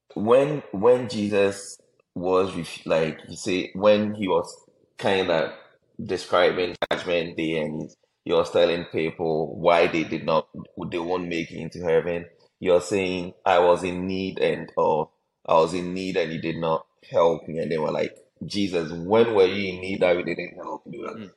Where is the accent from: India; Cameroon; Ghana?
Ghana; Most of us growing up in Ghana